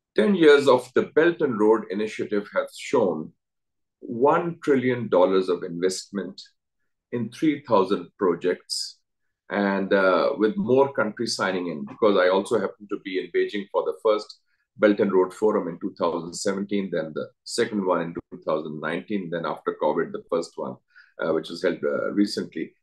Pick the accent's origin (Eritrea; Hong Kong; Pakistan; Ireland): Pakistan; as a Pakistani